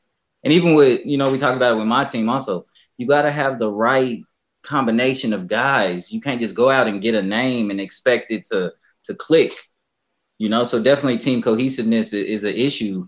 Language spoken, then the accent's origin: English; San Diego, California, United States; I grew up in East San Diego